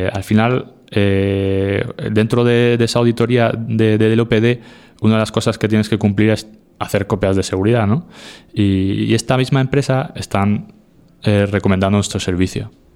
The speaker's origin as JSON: {"language": "Spanish", "region": "Region of Murcia", "country": "Spain", "tie": "born or raised there", "moved": "yes", "said": "cada vez que vuelvo a, a mi tierra, Murcia"}